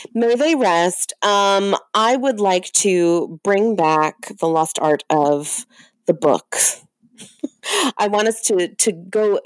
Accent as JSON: {"language": "English", "area": "Long Island", "region": "New York", "country": "United States", "tie": "born or raised there", "said": "the town that I grew up in on Long Island"}